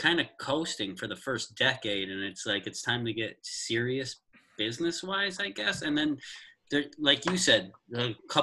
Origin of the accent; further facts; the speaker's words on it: Binghamton, New York, United States; I'm from upstate New York though. Binghamton